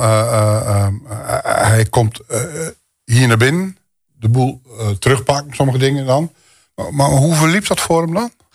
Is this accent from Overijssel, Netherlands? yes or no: yes; Rouveen, Overijssel, Netherlands; mijn geboortedorp, zeg maar. Rauveen, uh, eh, Staphorst.